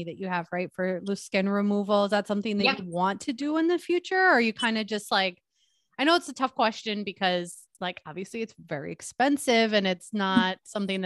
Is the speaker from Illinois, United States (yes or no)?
no; Milwaukee, Wisconsin, United States; now in Minnesota, United States; I'm actually originally from Milwaukee, so I'm technically a Wisconsin girl.